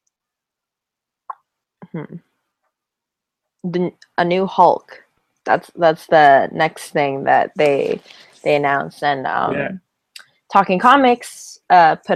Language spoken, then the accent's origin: English; Essex County, Ontario, Canada; he's from my hometown